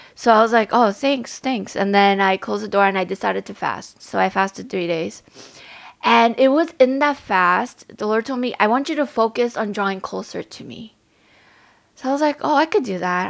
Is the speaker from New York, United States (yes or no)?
yes; New York City, New York, United States; I was growing up in Staten Island.